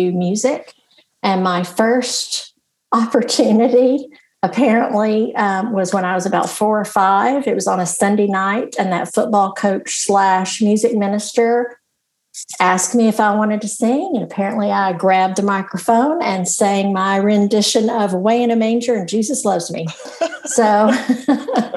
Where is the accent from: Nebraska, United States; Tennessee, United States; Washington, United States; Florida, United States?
Tennessee, United States; moved away as an adult; also born or lived in Houston, Texas; now in Vestavia Hills, United States; when I was in college at the University of Tennessee as an undergraduate, I grew up in my hometown was about 30 minutes from there